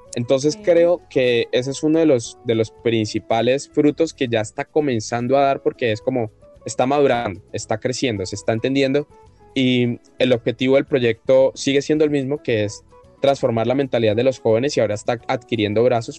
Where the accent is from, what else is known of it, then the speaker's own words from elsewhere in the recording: Colombia; como colombianos